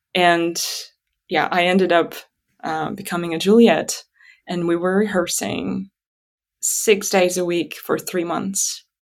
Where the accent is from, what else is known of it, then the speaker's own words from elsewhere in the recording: Atyrau, Atyrau Region, Kazakhstan; first language Russian; English is a second language; moved away as an adult; this place where I was born and where I lived until twenty twenty-one, really. um, Atarau, my hometown, um, the western part of Kazakhstan near the Caspian Sea